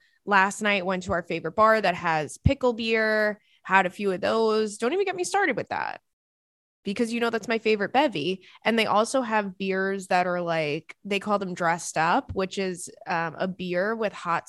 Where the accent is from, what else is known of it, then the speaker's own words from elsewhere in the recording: England, United Kingdom; I'm your host. I'm from England